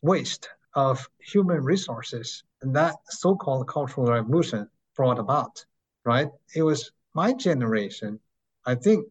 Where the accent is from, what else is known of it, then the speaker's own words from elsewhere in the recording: Beijing, China; moved away as an adult; also born or lived in Gobi Desert / United States; I came from China, grew up in China, went to America, got my education, became a professor over there.